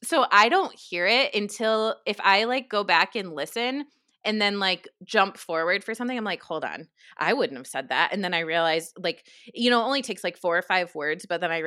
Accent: New York, United States; accent: New York; I did not say that with my New York accent. Like, that was definitely more West Coast than what I'm used to.

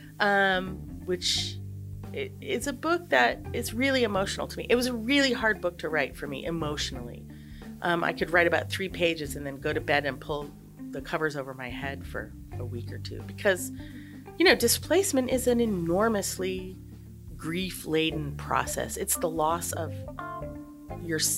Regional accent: Montana, United States; I'm from Montana

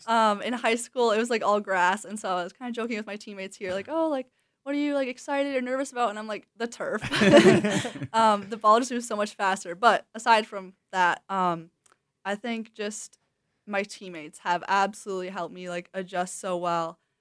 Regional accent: Wisconsin, United States; moved away as an adult; I grew up in Wisconsin

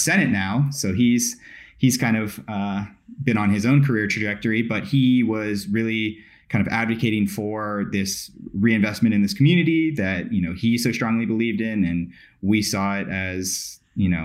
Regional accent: Kona, Hawaii, United States; moved away as an adult; I'm originally from Kona, Hawaii. So the Big Island

